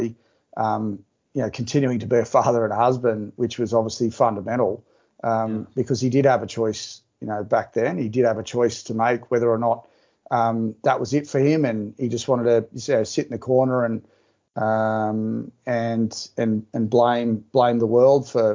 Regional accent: Newcastle, New South Wales, Australia; plugging back into the Newcastle community, going to school

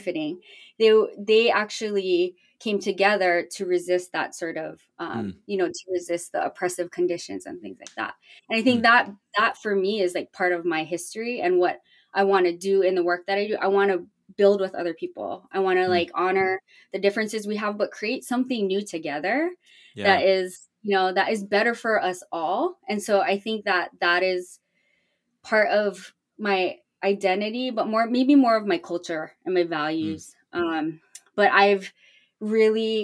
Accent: Hawaii, United States; moved away; growing up in Hawaii in a predominantly like indigenous culture

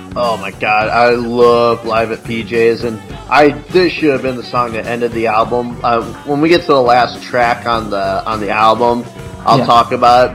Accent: Illinois, United States; I'm from Illinois, so I you know I was born when the Bulls had their big like run.

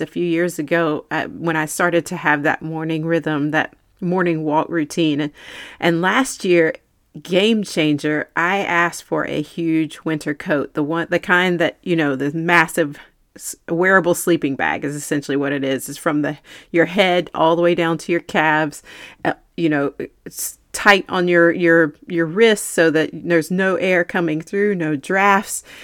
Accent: North Carolina, United States; also born or lived in Manhattan, New York; I grew up in North Carolina

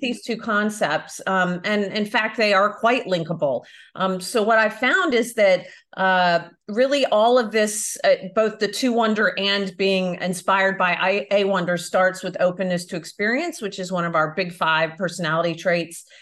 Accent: United States; moved away as an adult; also born or lived in Florida / Belfast; now in Europe; I am American, but I live in Europe now

